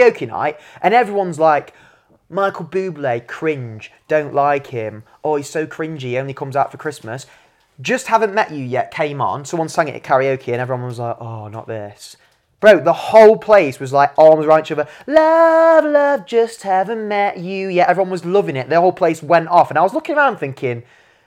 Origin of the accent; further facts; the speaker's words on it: England, United Kingdom; moved away as an adult; now in Big White, Canada; I'm English.